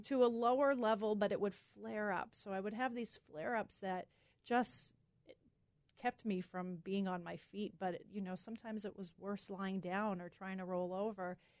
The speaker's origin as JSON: {"language": "English", "region": "Massachusetts", "country": "United States", "moved": "yes", "said": "we're from Massachusetts. So all our family's in Massachusetts."}